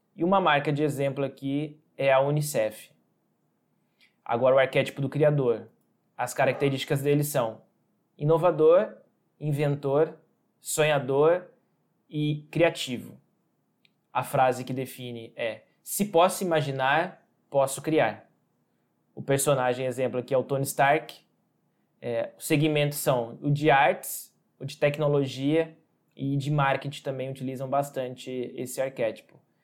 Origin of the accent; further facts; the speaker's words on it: Santa Cruz do Rio Pardo, São Paulo, Brazil; eu sou do interior do estado de São Paulo, na cidade de Santa Cruz do Rio Pardo.